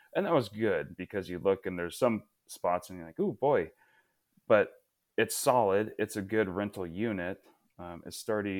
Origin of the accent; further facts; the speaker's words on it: Portland area, Oregon, United States; growing up near the Portland area